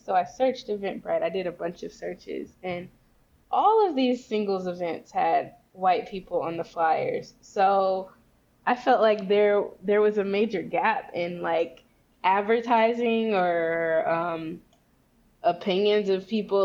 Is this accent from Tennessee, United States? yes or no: yes; Memphis, Tennessee, United States; moved away; also born or lived in Arkansas; I'm from the South. Like I grew up in Memphis, Tennessee, and Arkansas